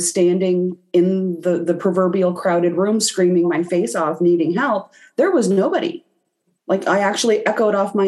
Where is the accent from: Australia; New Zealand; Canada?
Canada; I'm Canadian